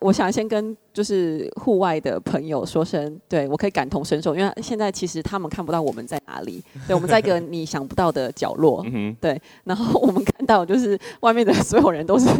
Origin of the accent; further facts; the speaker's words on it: Matsu, Lienchiang County, Taiwan; 我是来自马祖的